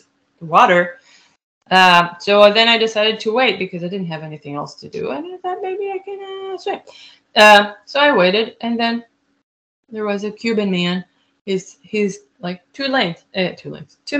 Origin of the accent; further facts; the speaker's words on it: Israel; English is a second language; also born or lived in Fort Wayne, Indiana; now in United States; originally I'm from Israel